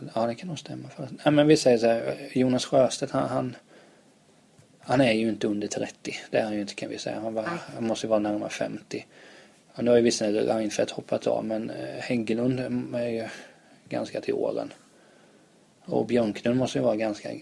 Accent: Vena, Kalmar County, Sweden; accent: Kalmar dialect; now in Stockholm, Sweden; där jag kommer ifrån, där är ju faktiskt Centerpartiet ja, det största partiet. Mm. Jag tror det var, det är ett litet ställe som heter Vena som ligger utanför Hultsfred i Småland

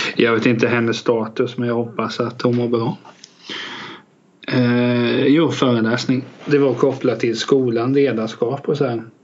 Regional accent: Västervik, Kalmar County, Sweden; Jag är faktiskt född där

